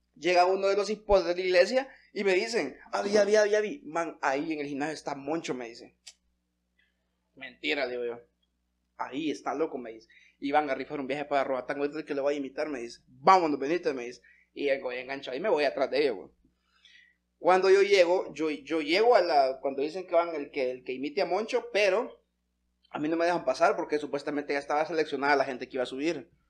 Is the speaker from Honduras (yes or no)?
yes; Santa Rosa de Copán, Copán, Honduras; somos de Santa Rosa de Copán